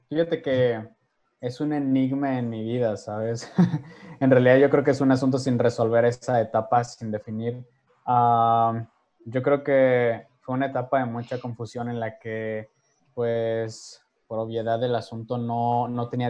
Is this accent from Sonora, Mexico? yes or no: yes; Ciudad Obregón, Sonora, Mexico; also born or lived in Tijuana; Em, soy originario de Tijuana, Baja California, criado en la ciudad de Obregón, Sonora, durante siete años. De ahí, pues, básicamente mi vida ha sido ah, muy nómada, ¿no?